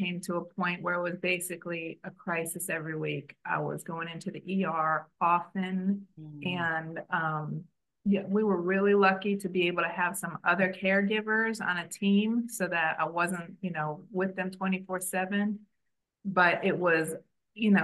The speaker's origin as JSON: {"language": "English", "town": "Chicago", "region": "Illinois", "country": "United States", "tie": "born or raised there", "also_born_or_lived": "Washington, D.C. area", "moved": "as an adult", "lives_now": "Israel", "said": "I've been living in the Washington, D.C. area, but I'm from Chicago"}